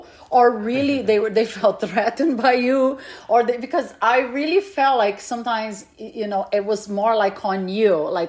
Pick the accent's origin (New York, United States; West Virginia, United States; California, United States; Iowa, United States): California, United States; growing up in California